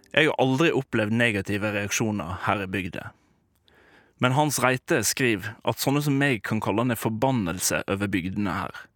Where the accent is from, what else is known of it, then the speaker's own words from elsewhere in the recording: Volda, Møre og Romsdal, Norway; jeg har bodd her